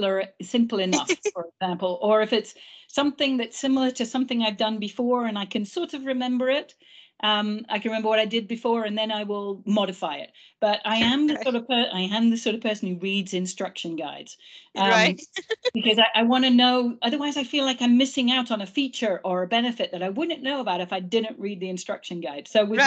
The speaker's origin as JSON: {"language": "English", "region": "England", "country": "United Kingdom", "first_language": "English", "said": "Obviously, I'm English mother tongue."}